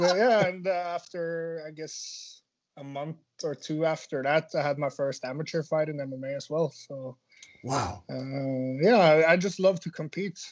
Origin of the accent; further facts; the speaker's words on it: Norway; also born or lived in Finland; growing up in Norway is uh, it's quite easy compared to the rest of the world